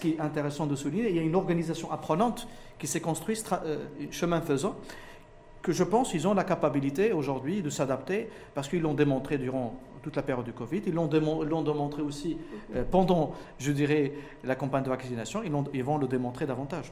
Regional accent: Morocco; fier en tant que Marocain

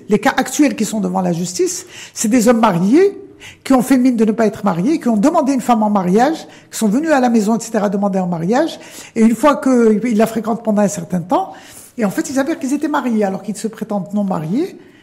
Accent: Morocco; On est arabo, amazère, africain, méditerranéen, ouvert sur l'Europe

